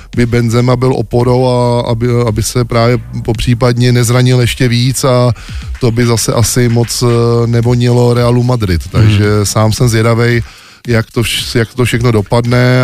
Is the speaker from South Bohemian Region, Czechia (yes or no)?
yes; Smetanova Lhota, South Bohemian Region, Czechia; u nás ve Smetanově hotě na vesnici